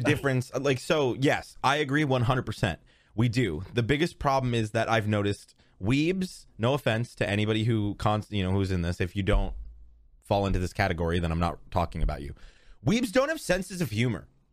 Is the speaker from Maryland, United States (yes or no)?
no; New York, United States; I'm from New York